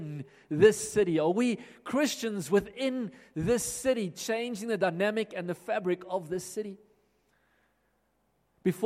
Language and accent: English; Johannesburg, Gauteng, South Africa; now in Pretoria, South Africa; I grew up in Johannesburg, and back when Johannesburg looked very different to how it looks now, and was at school here, primary schools, high schools